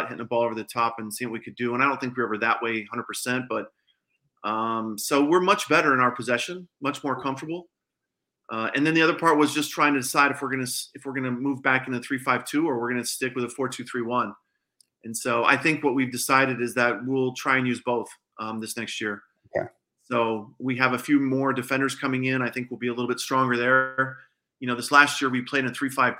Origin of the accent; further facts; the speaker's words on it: Colorado, United States; now in Texas, United States; I'm from Colorado